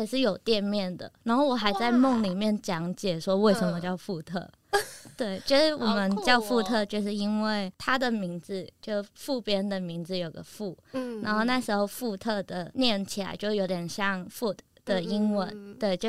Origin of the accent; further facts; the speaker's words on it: Hong Kong; moved away as an adult; now in Taiwan; 我是香港人，然后我是高中之后，呃，毕业之后就来台湾读大学，主修摄影跟设计。对，然后我其实毕业之后就在台湾工作